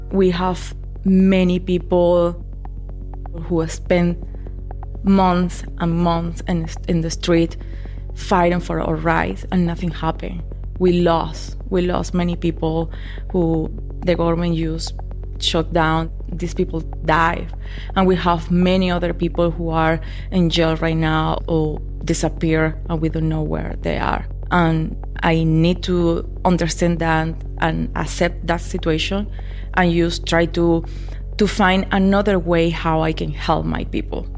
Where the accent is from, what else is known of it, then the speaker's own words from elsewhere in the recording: El Vigía, Mérida, Venezuela; English is a second language; moved away as an adult; now in Minneapolis, United States; I grew up in Venezuela. The name of the city is El Vigía